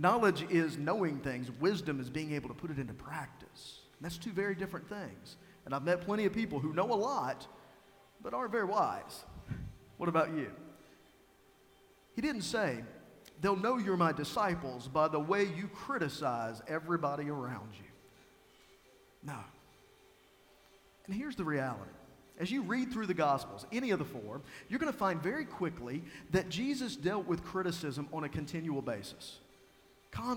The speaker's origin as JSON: {"language": "English", "town": "Tazewell", "region": "Virginia", "country": "United States", "said": "I tell them I'm from Tazewell, Virginia"}